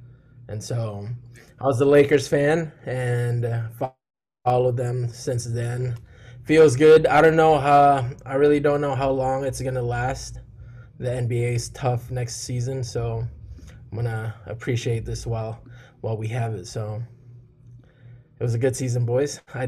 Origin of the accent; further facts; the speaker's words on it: Philippines; now in Dallas, United States; I was born in the Philippines.